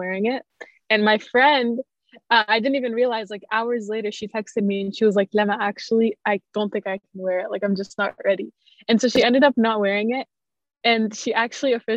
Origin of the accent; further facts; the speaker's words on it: Canada; also born or lived in Jordan; I was born in Jordan, but I only lived there for like the first 5 years of my life. And then we moved to Canada